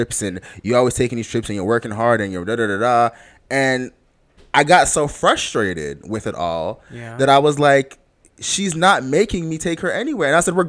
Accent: Jamaica; I'm Jamaican to the core, whereas my aunts used to beat me when I was little.

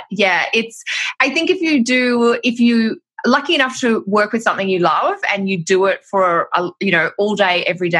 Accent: Australia; moved away as an adult; now in Canada; Gosh, well, I'm Australian, which will be obvious by my accent, although I have lived in Canada now for 10 years.

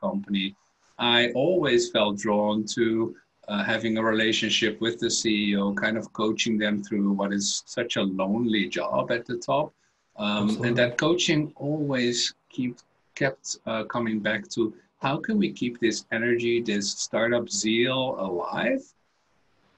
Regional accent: Netherlands; moved away as an adult; also born or lived in Belgium; I was born in the Netherlands and had a bit of a career in different countries. I studied in Belgium

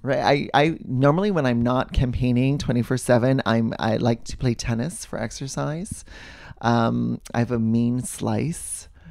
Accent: Hawaii, United States; I grew up in Walaiki, and we rode our bikes in the street

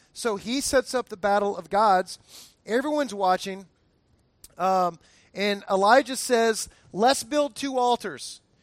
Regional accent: Fort Lauderdale, Florida, United States; I grew up in Fort Lauderdale area, Miami area

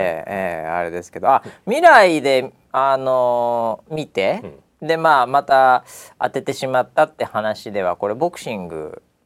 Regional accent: United States; now in Japan; 僕なんかはやっぱりね、うん、えー、アメリカ育ちなんで

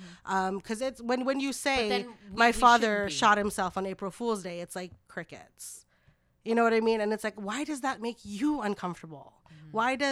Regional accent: Philippines; Yeah, I'm Filipino.

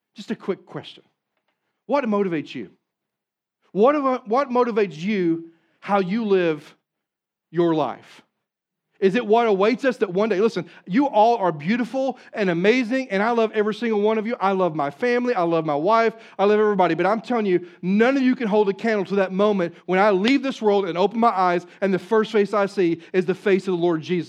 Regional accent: Southeast Missouri, United States; I'm from Southeast Missouri

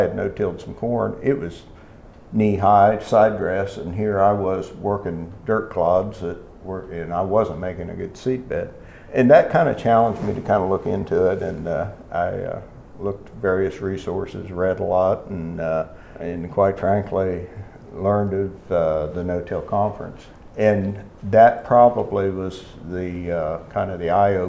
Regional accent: Ohio, United States; moved away as an adult; now in West Virginia, United States; although I'm initially from Ohio, I've been in West Virginia since the mid-70s. So I guess I'm technically a West Virginian now.

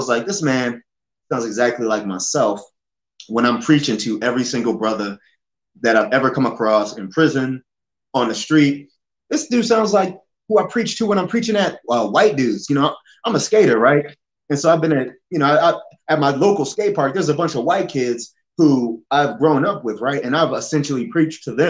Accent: Baltimore, Maryland, United States; also born or lived in Florida; now in Colorado, United States; I'm from Baltimore

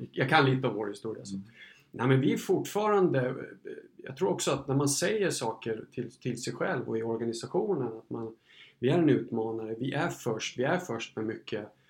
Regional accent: Gotland, Sweden; moved away; som gotlänning

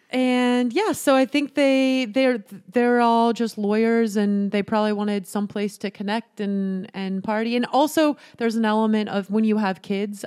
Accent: Utah, United States; I grew up in Utah

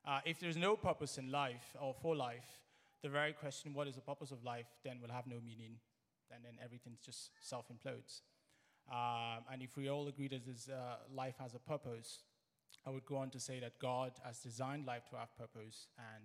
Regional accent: Nigeria; I'm Nigerian

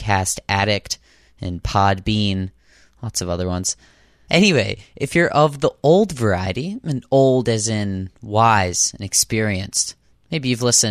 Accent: Boston, Massachusetts, United States

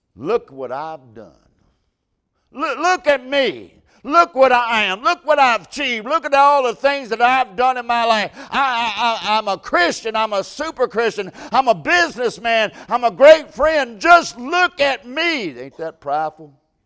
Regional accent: United States; I'm American. I love to be American

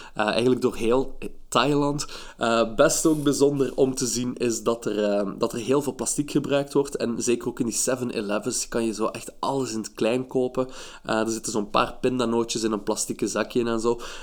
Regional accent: Belgium; ik ben eh, van België.

